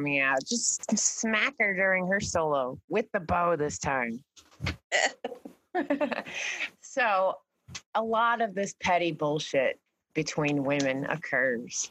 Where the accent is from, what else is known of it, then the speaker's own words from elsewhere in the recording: New York, United States; I'm also from New York and I was, yeah, we were right next to Broadway. Everyone was, it was a fierce competition even in high school